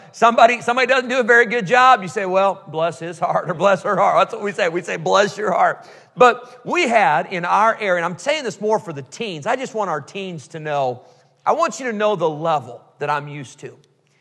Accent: Rockford, Illinois, United States; moved away as an adult; also born or lived in Geneseo, Illinois / California; now in North Carolina, United States; my family's from Illinois, and that's where we first met Pastor and Mrs. Schott there in Rockford, Illinois, many years ago

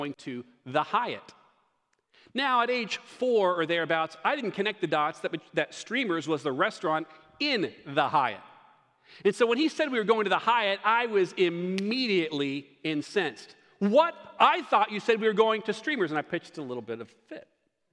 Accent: Greenville, South Carolina, United States; my hometown of Greenville, South Carolina

